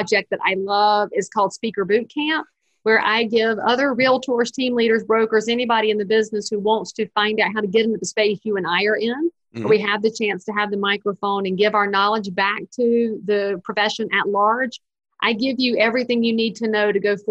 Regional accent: the South, United States; I'm a Southerner

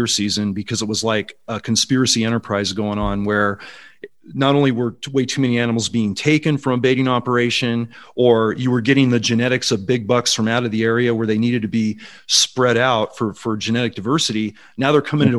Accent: Silicon Valley, California, United States; 25 of those were in the Silicon Valley where I grew up. So I was actually working my hometown

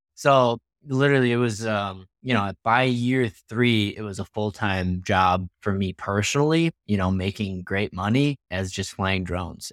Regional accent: Wisconsin, United States; I'm from Wisconsin

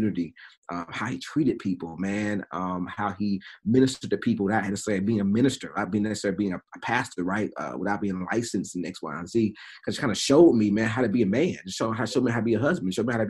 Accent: Durham, North Carolina, United States; now in Greensboro, United States; I grew up in Durham. Grew up in the south side of Durham

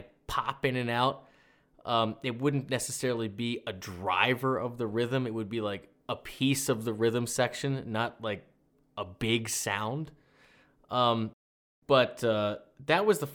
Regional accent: Maryland, United States; I'm from Maryland

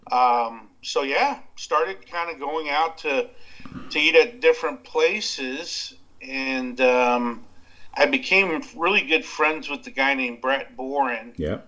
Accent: Abilene, Texas, United States; growing up in Texas, man, West Texas, you know, um, it was a small town of Abilene

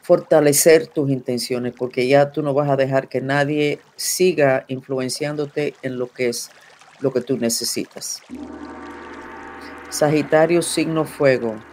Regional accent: Cuba; soy cubana, especialista en todas las habilidades psíquicas muy desarrollado

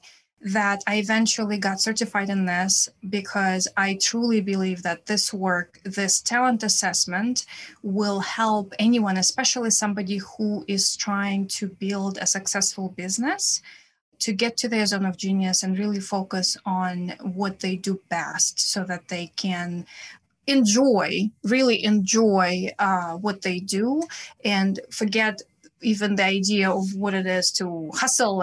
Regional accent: Saint Petersburg, Russia; accent: Russian; English is a second language; also born or lived in Prague / Vienna / San Francisco Bay Area; now in New York City, United States; I am originally from Russia, as you can probably hear by my accent, from St. Petersburg, Russia.

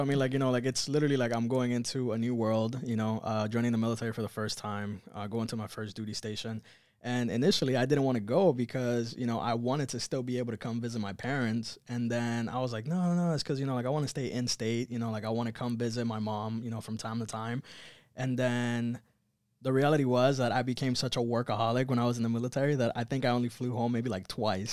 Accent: Miami, Florida, United States; moved away as an adult; also born or lived in Cuba / California; I'm originally from Cuba, grew up here in Miami

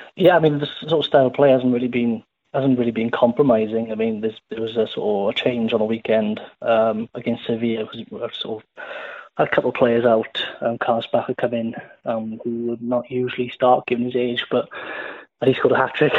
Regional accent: Cardiff, Wales, United Kingdom; moved away as an adult; My sort of my hometown club was Cardiff

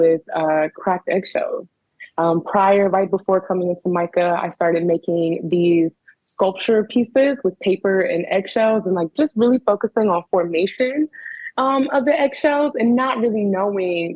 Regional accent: Prince George's County, Maryland, United States; moved away as an adult; also born or lived in Los Angeles, California; now in Baltimore, United States; I am from Prince George's County, Maryland. PG County, baby

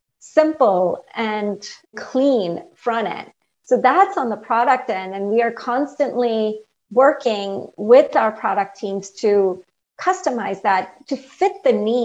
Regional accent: India; moved away as an adult; now in United States; I grew up in India, and I came here as an undergrad in college

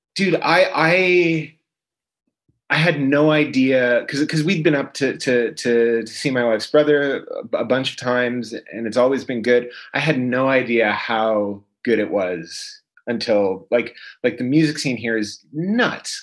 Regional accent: London, Ontario, Canada; moved away as an adult; also born or lived in Toronto, Canada; now in London, United Kingdom; Born and raised in London, Ontario, and then I moved to Toronto when I was 18

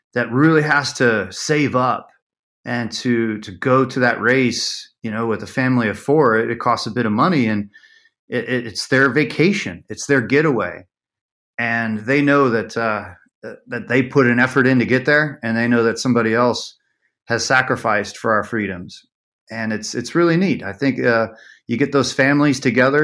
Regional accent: Las Vegas, Nevada, United States; growing up in Vegas

